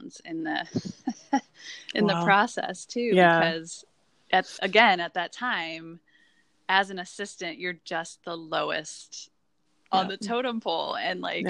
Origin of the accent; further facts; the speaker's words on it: Midwest, United States; moved away; I'm from the Midwest